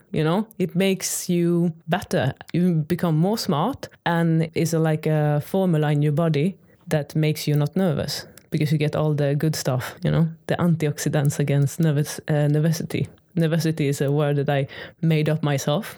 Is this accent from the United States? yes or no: no; Sweden; first language Swedish; English is a second language; moved away as an adult; now in Maastricht, Netherlands; I am Swedish